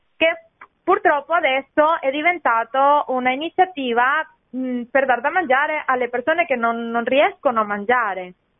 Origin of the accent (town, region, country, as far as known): Venezuela; now in Italy